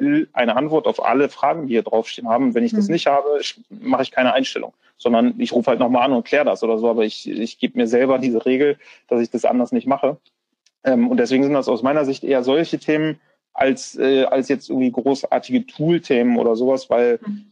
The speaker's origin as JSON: {"language": "German", "region": "Bremen", "country": "Germany", "tie": "born or raised there", "said": "ich bin gebürtiger Bremer"}